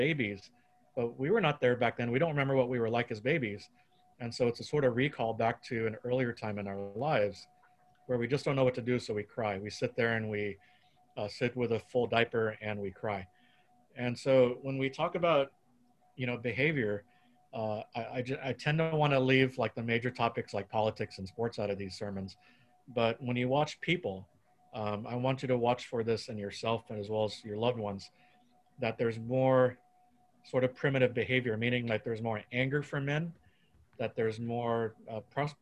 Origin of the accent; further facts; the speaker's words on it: Texas, United States; now in California, United States; I grew up in Texas